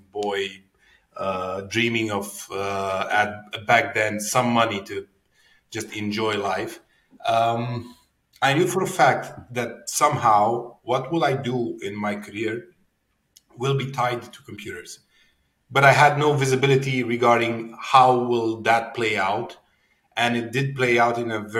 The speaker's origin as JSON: {"language": "English", "town": "Cluj-Napoca", "region": "Cluj County", "country": "Romania", "tie": "born or raised there", "said": "I'm a born and raised Cluj folk"}